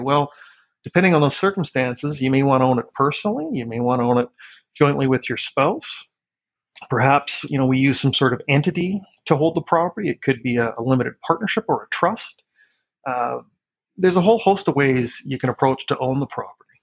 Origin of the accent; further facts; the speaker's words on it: Regina, Saskatchewan, Canada; moved away as an adult; now in Vancouver, Canada; I was uh, born and raised in Regina. I went to elementary and high school there.